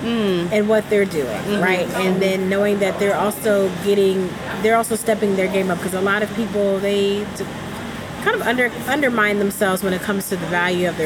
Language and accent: English; New Jersey, United States; now in Ghana; I grew up in South New Jersey.